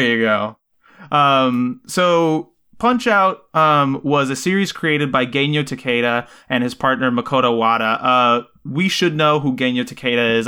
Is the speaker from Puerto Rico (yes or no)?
yes; Puerto Rico; growing up in Puerto Rico